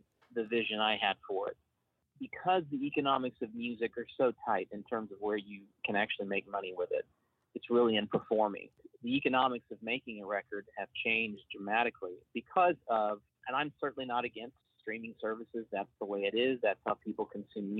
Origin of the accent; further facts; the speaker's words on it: Siloam Springs, Arkansas, United States; moved away as an adult; now in Oklahoma, United States; I grew up in Arkansas, but I do consider myself an Oklahoman because I've lived here much, much longer than I lived there. But I grew up in Silent Springs